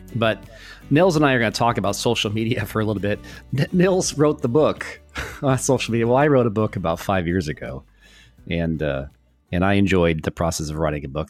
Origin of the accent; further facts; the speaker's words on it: New York, United States; also born or lived in Florida; We're both, uh, New Yorkers